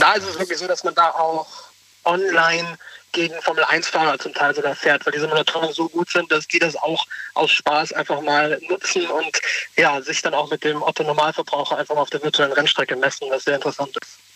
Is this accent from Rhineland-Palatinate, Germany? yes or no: yes; Trier, Rhineland-Palatinate, Germany; Ich komme aus Trier